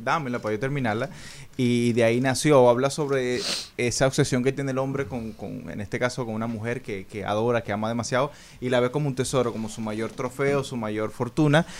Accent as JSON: {"language": "Spanish", "country": "Venezuela", "moved": "yes", "lives_now": "Dominican Republic"}